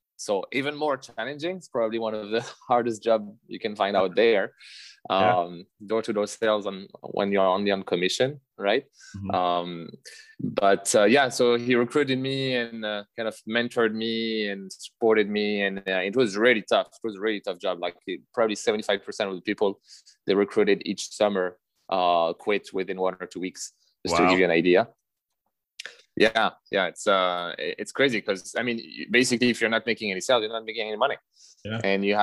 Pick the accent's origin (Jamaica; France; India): France; moved away as an adult; also born or lived in Lethbridge, Alberta; now in Canada; I grew up in France and I did my studies there